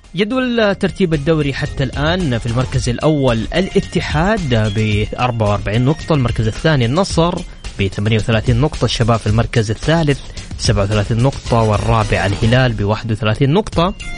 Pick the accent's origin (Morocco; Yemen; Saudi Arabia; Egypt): Saudi Arabia